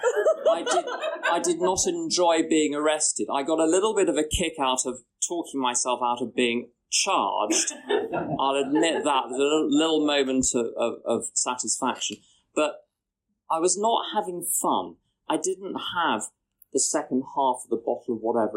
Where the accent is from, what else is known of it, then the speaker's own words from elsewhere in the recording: London, United Kingdom; I'm from London